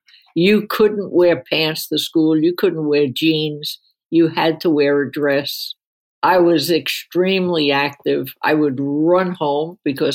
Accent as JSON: {"language": "English", "town": "New York City", "region": "New York", "country": "United States", "tie": "born or raised there", "also_born_or_lived": "Queens, New York", "said": "I was born in Brooklyn."}